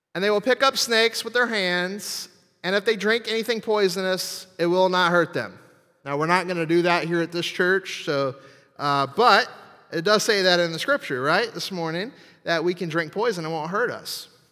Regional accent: New Orleans, Louisiana, United States; I'm from New Orleans, um, and actually the swamp south of there.

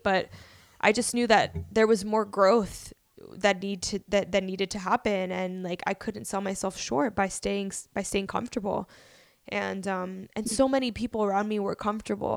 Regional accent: Miami, Florida, United States; moved away as an adult; also born or lived in Bronx, New York City; now in New York City, United States; I moved to Miami, Florida at the age of five, where I, you know, just went to school. I went to, like, elementary through university in Miami

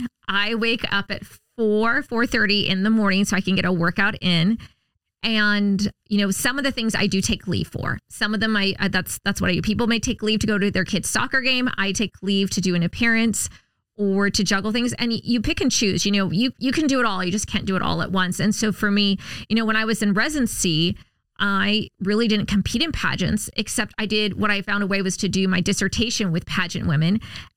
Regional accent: Huntington Beach, California, United States; also born or lived in Subic Bay, Philippines; I was born in Subic Bay on a U.S. naval base in the Philippines, and I grew up in the military on Navy bases just like the ones I serve on throughout my entire childhood. So we were in Huntington Beach.

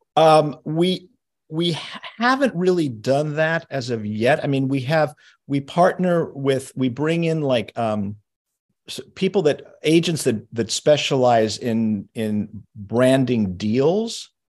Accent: Los Angeles, California, United States; also born or lived in New York; although I was born in New York, I grew up in, in Los Angeles

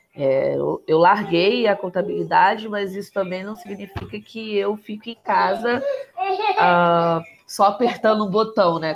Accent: Rio de Janeiro, Brazil; also born or lived in Complexo da Maré, Rio de Janeiro / Penha, Rio de Janeiro; Saí de São Cristóvão, casa de papai e mamãe, fui morar lá no Complexo da Maré.

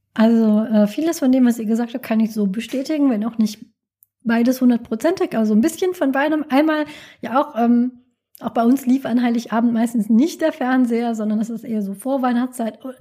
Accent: Rhineland, Germany; in der Gegend, wo ich herkomme, ist also Rheinland

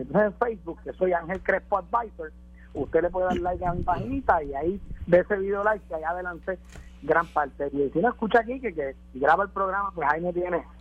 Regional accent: Puerto Rico; en Puerto Rico siempre hemos sido una sociedad de ley y orden

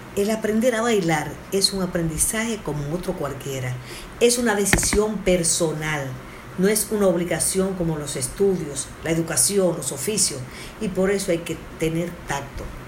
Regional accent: Dominican Republic; Somos un país caribeño

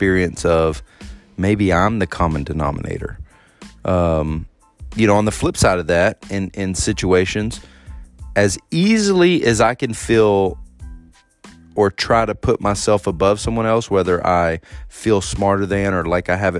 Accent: Texas, United States; moved away as an adult; I'm around my family and my hometown

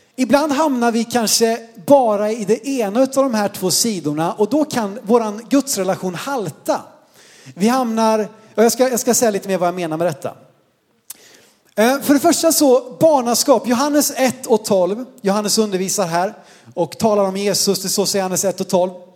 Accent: Sweden

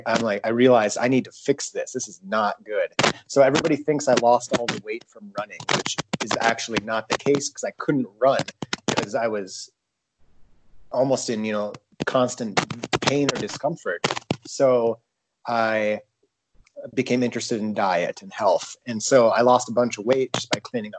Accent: Kranzburg, South Dakota, United States; I come from Kranzberg

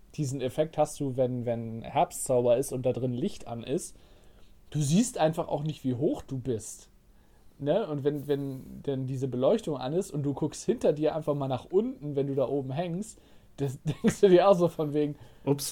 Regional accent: Northern Germany, Germany; wir kommen aus Norddeutschland

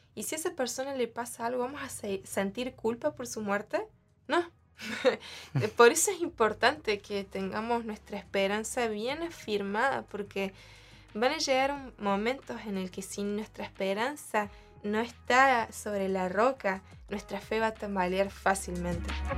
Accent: Argentina; yo le decía a mi mamá, ¿por qué Dios me hizo nacer en el último país?

